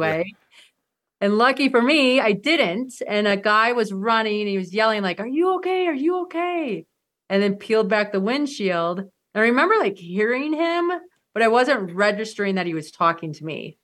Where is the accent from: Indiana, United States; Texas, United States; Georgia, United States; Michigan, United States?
Michigan, United States; I grew up in Michigan